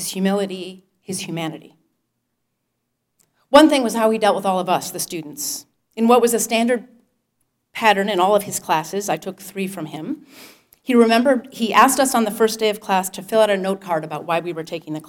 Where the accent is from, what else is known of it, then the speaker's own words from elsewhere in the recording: North Dakota, United States; moved away as an adult; as a Westerner with some exposure to the Native American tribes in my home state of North Dakota